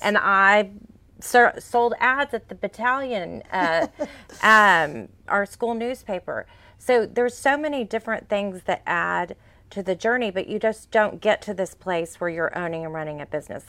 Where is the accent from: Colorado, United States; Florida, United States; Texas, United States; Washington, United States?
Texas, United States; Fort Bend County; I grew up out in Fort Bend County